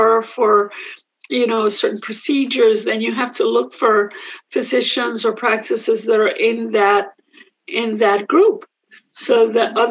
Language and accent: English; New York City, New York, United States; also born or lived in Puerto Rico; I grew up in Manhattan